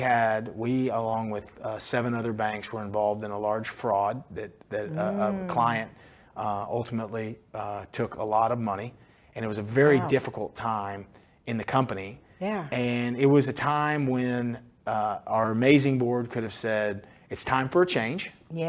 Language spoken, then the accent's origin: English; Fort Worth, Texas, United States; You know, when I was a child, my mom, we grew up in Fort Worth at Carswell Air Force Base